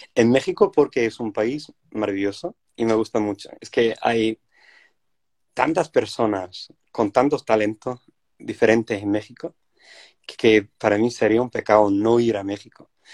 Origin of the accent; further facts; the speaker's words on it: Wales, United Kingdom; Spanish is a second language; moved away; soy una persona indígena y de, mi país y, tenía que volver a, recuperar mi idioma, que era el galés, mi idioma de, mi, familia